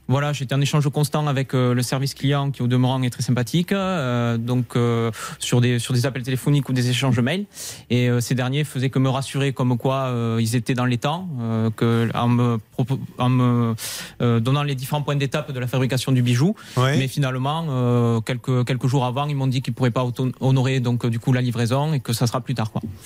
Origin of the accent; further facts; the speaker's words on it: Toulouse, Occitania, France; moved away as an adult; now in Bordeaux, France; Je suis de Toulouse et on a ménagé ensemble à Bordeaux.